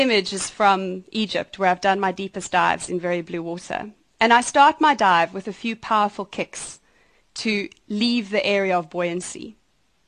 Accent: outside Johannesburg, Gauteng, South Africa; moved away; also born or lived in Sweden; I was born outside Johannesburg, and I grew up on a horse farm.

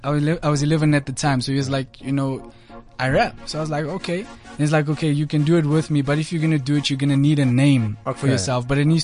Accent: Johannesburg, Gauteng, South Africa; I'm from the south of Johannesburg.

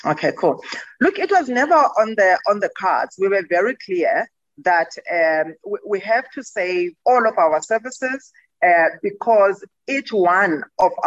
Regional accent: Gqeberha, Eastern Cape, South Africa; Gqeberha there. That's my hometown.

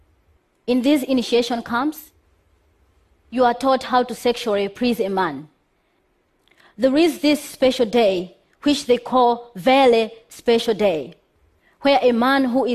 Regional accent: Malawi; I am from Malawi. Malawi is one of the poorest countries, very poor, where gender equality is questionable. Growing up in that country

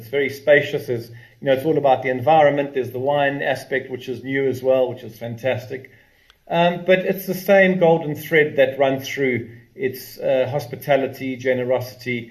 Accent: Natal Midlands, KwaZulu-Natal, South Africa; moved away as an adult; now in Western Cape, South Africa; I grew up in the Midlands, in the Natal Midlands, and went to fantastic schools in the Midlands, Howick and Merkeston

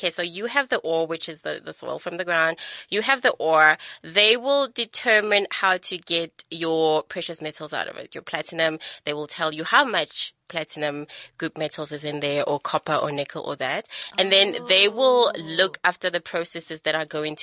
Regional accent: Soweto, Gauteng, South Africa; also born or lived in Rustenburg; So I grew up first in Rustenburg and then we moved to Soweto

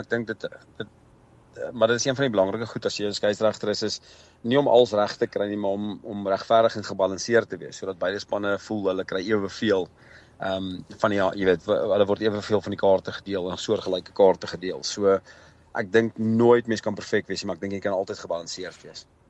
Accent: South Africa; ek's 'n groot Suid-Afrikaner

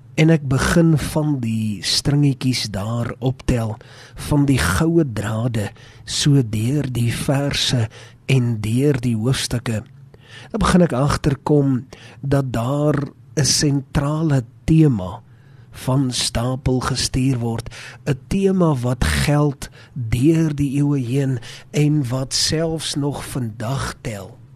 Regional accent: South Africa; ons het groot geword in Suid-Afrika met die woord van God

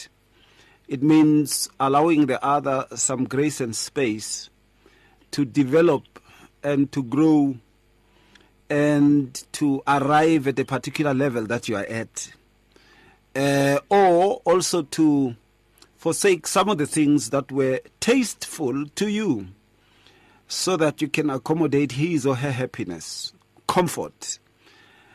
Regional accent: Atteridgeville, Gauteng, South Africa; when I grew up in Atteridgeville

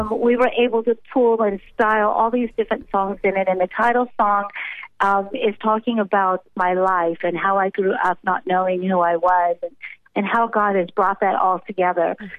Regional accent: United States; moved away as an adult; now in South Africa; I'm an American that's been transplanted and been living in South Africa for pretty much most of my married life

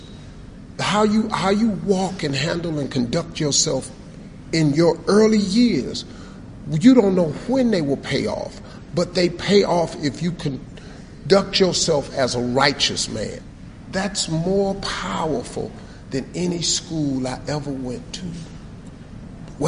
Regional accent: United States; I'm an American

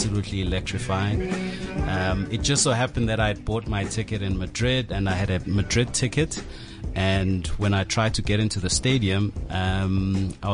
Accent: Durban, KwaZulu-Natal, South Africa; also born or lived in Cape Town; I'm a boy who grew up at Umlazi Township, in Durban.

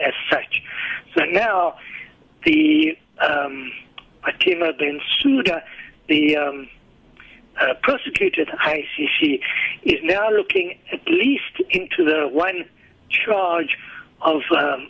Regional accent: South Africa

